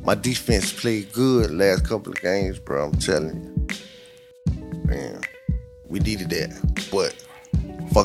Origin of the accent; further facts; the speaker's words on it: Washington, District of Columbia, United States; Washington Redskins. My hometown team.